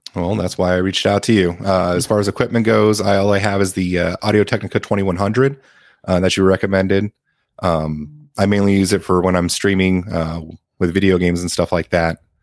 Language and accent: English; San Antonio, Texas, United States; I'm from San Antonio, Texas